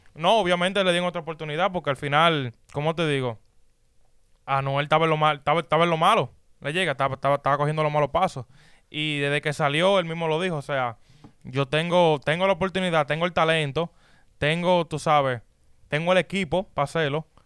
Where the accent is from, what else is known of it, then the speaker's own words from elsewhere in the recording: Dominican Republic; moved away; en mi país, en República Dominicana